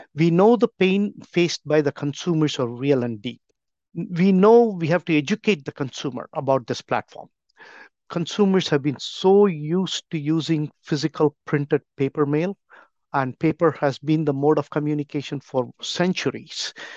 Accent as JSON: {"language": "English", "country": "India", "tie": "born or raised there", "moved": "as an adult", "lives_now": "United States", "said": "I grew up back in India in a business community."}